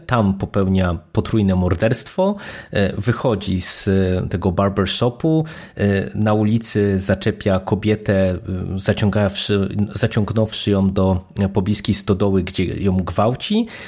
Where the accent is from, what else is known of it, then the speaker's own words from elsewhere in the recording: Poland; jeżeli ktoś się wychowywał w Polsce za komuny, to pamięta, że to było e, jeden z podstawowych e, gatunków filmowych, które w polskiej telewizji były prezentowane i oczywiście wychowałem się na tych głównie klasycznych westernach